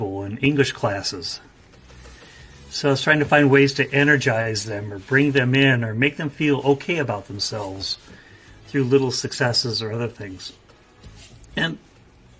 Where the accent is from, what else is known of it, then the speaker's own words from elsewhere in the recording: United States; moved away as an adult; now in Kyoto, Japan; I'm an American. I live in Japan. I teach in Japanese. I've been here for 45 years